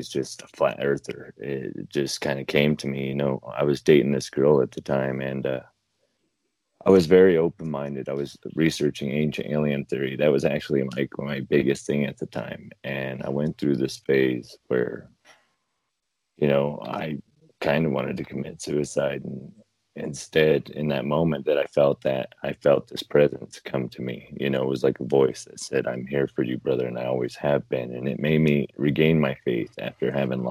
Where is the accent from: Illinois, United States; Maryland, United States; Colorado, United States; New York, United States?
Colorado, United States; Fort Morgan; smaller towns where I grew up in Fort Morgan